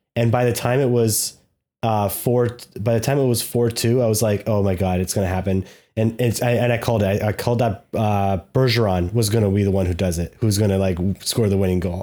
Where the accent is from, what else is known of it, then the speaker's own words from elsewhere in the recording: Canada; We're Canadian.